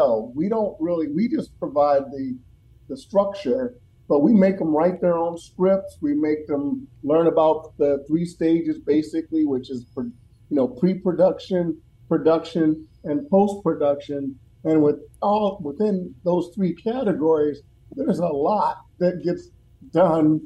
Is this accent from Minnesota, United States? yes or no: yes; Minneapolis, Minnesota, United States; when I was growing up in Minneapolis